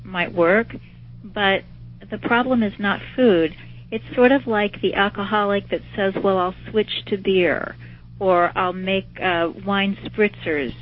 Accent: Kansas City, Missouri, United States; I was taking some college classes in my hometown of Kansas City

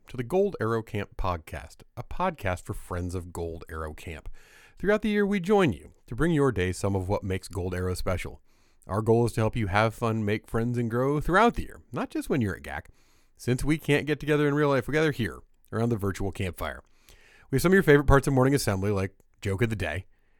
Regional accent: Indiana, United States; moved away; I'm from Indiana.

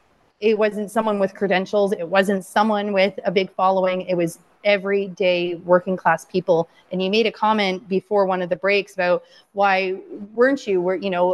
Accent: London, Ontario, Canada; London, Ontario, my hometown

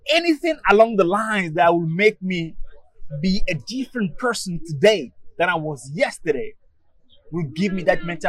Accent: Togo; I'm from Togo

